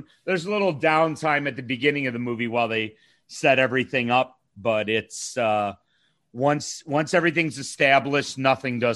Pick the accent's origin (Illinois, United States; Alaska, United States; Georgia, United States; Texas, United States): Illinois, United States; Palatine; my hometown Palatine